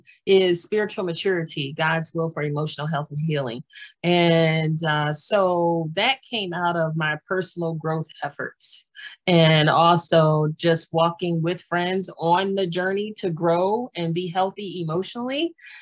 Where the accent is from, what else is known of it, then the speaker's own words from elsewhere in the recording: Washington, D.C., District of Columbia, United States; born there; also born or lived in Maryland / Pennsylvania / New Jersey / North Carolina; I was born in Washington, D.C., and I've lived in Maryland and Pennsylvania and New Jersey.